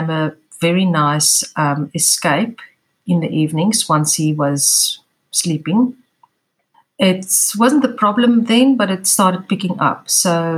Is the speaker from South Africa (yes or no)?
yes; South Africa; I'm from South Africa. I live in Cape Town